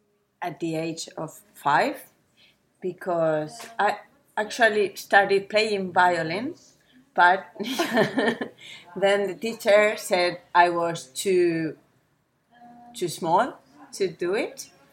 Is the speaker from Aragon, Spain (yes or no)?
yes; Zaragoza, Aragon, Spain; English is a second language; I'm from Zaragoza, mm-hmm. Zaragoza. And yeah, it's not really big. It's less than 1 million inhabitants. It's in the northeast of Spain, just in the middle from Barcelona to Madrid.